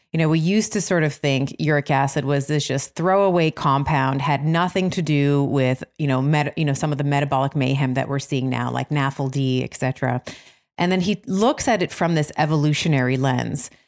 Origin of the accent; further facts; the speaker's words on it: Toronto, Ontario, Canada; Toronto, which is my hometown